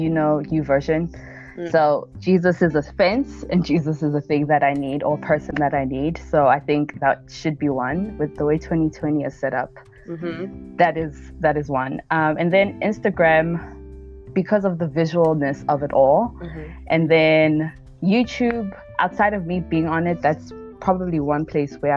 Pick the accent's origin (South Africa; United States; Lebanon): South Africa; I'm South African born, Zulu girl, proud Zulu girl